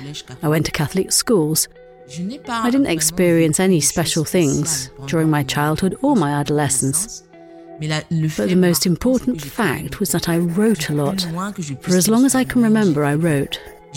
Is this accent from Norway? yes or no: no; Cameroon; now in Berlin, Germany; That's how we thought when we're from Cameroon and when we see a policeman.